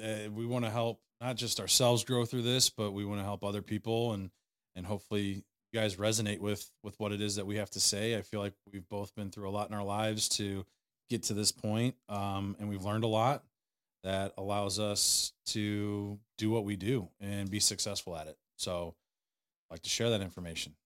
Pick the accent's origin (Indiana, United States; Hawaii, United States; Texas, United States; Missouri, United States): Missouri, United States; St. Louis; I grew up in Saint Louis